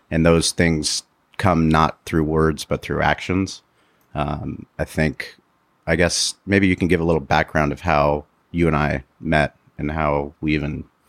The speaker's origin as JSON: {"language": "English", "town": "San Diego", "region": "California", "country": "United States", "tie": "born or raised there", "said": "Growing up in San Diego, I mean, we lived it."}